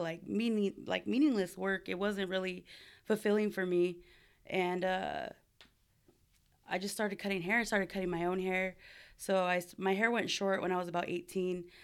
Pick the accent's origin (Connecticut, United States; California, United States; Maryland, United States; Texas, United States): California, United States; Buena Park; also born or lived in Cypress, California; now in San Diego, United States; I am from Southern California, born and raised